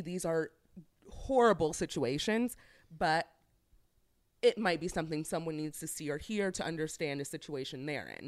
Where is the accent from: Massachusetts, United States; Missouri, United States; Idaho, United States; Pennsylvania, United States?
Missouri, United States; St. Louis; I'm from St. Louis